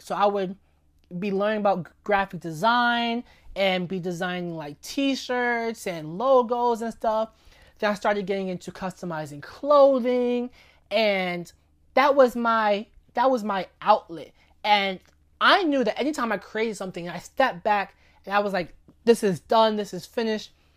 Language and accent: English; New York City, New York, United States; also born or lived in Lafayette, Indiana; raised in New York City my entire life